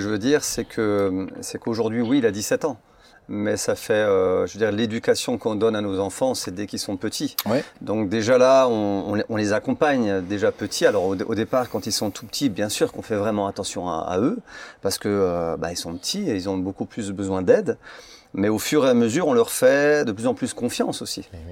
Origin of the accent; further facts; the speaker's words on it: Mulhouse, Grand Est, France; En tant que jeune, j'étais à Bourdivillers juste là, j'allais en, classe à l'école